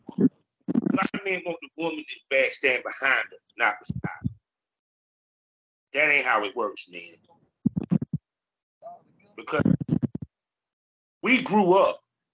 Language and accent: English; North Carolina, United States; I come from North Carolina.